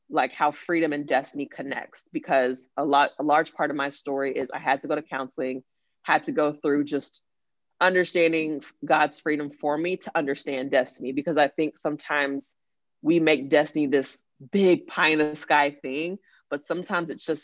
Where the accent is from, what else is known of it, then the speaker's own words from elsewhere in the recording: Nigeria; earlier I talked about being Nigerian and I love my culture